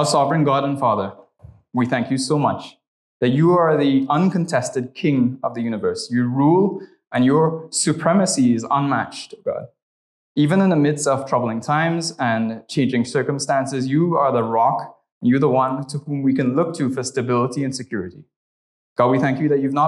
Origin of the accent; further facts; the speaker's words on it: Trinidad & Tobago; moved away; I'm originally from Trinidad and Tobago, so if you hear the accent, that's where that's from